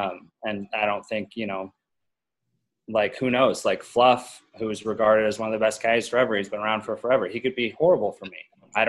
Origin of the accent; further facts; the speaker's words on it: Colorado, United States; Never mind. I'm from Colorado.